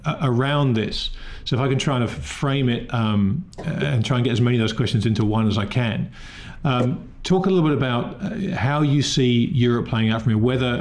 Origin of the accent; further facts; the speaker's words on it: England, United Kingdom; being English